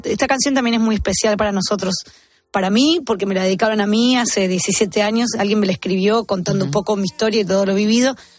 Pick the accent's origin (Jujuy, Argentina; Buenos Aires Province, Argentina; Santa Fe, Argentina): Santa Fe, Argentina; Arequito; Arequito es mi pueblo